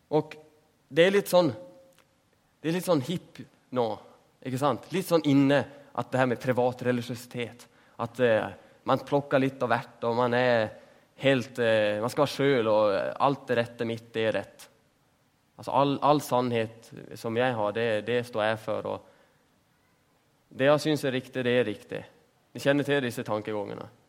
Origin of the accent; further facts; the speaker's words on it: Sweden; Norwegian is a second language; Jeg er jo svensk.